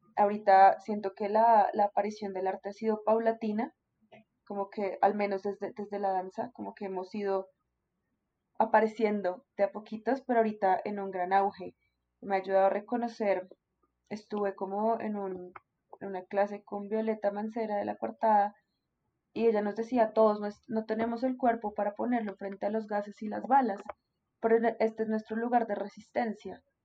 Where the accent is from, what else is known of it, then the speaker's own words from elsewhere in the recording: Colombia; como colombianos somos supremamente pasionales